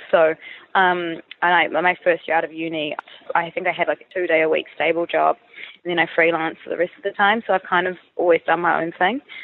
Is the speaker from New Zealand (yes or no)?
yes; New Zealand; moved away as an adult; now in Sydney, Australia; I'm from New Zealand, um, and I've moved to Sydney about three and a quarter years ago